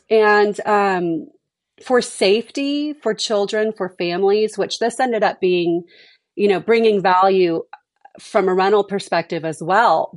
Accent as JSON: {"language": "English", "town": "Houston", "region": "Texas", "country": "United States", "tie": "born or raised there", "also_born_or_lived": "Dallas, Texas / North Carolina / Monterrey, Mexico", "said": "I grew up in Texas, but I grew up in Houston where it's a little more urban."}